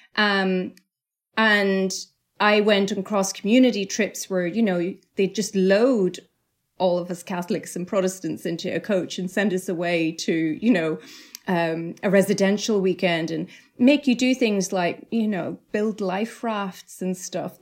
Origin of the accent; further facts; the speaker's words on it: Northern Ireland, United Kingdom; moved away; growing up in Northern Ireland